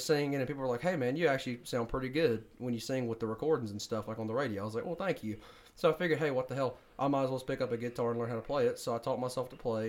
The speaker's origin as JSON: {"language": "English", "region": "Georgia", "country": "United States", "tie": "born or raised there", "moved": "as an adult", "said": "I'm from Georgia originally. I moved up here about a year ago"}